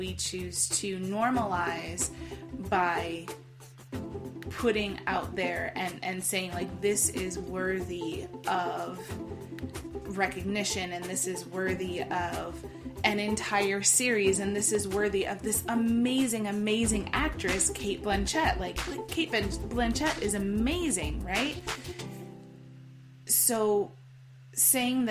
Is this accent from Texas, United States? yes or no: no; Iowa, United States; I actually grew up in the Midwest. I grew up in Iowa